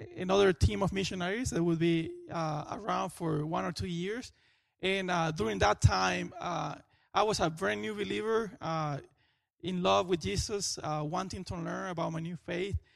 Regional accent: Venezuela; moved away as an adult; now in Florida, United States; I am from Venezuela.

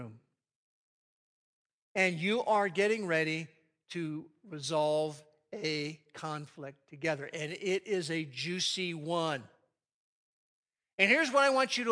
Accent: United States; I grew up in the New York, New Jersey area in two different stretches.

